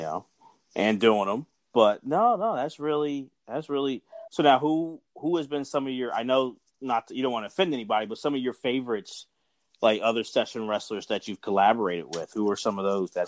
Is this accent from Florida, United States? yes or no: no; Philadelphia, Pennsylvania, United States; growing up in Philly